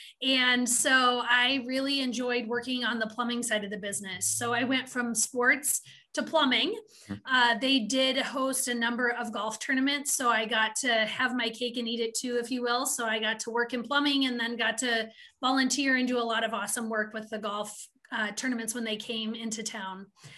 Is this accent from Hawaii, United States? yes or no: no; Wyoming, United States; also born or lived in Omaha, Nebraska / Wisconsin / Montana; I have born and raised in Wyoming for a portion of my life, then Omaha, Nebraska, then back to Wyoming, then to Wisconsin, and then Montana. And then now I'm back in Wisconsin.